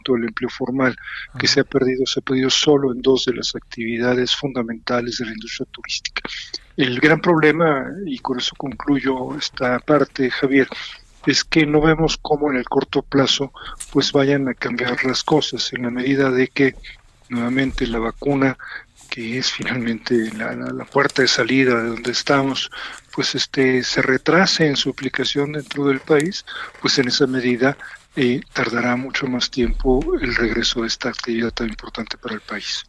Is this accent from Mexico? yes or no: yes; Mexico